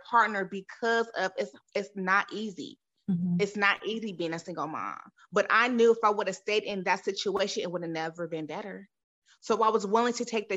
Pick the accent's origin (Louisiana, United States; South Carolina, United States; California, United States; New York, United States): California, United States; San Diego; now in Texas, United States; I'm originally from San Diego, California. I just resided in Texas.